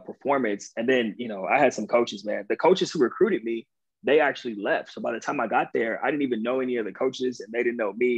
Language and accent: English; Southern California, United States; moved away as an adult; also born or lived in Long Island, New York; I grew up in Southern California